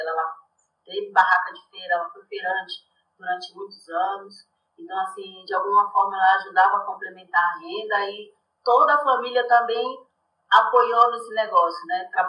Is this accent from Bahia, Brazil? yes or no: yes; Salvador, Bahia, Brazil; moved away as an adult; now in São Paulo, Brazil; Eu sou de Salvador, da periferia de Salvador.